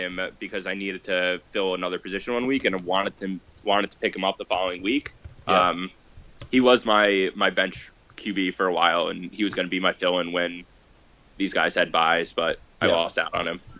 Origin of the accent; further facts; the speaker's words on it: New Jersey, United States; because I'm from Jersey and I was only an hour 15 out of Philly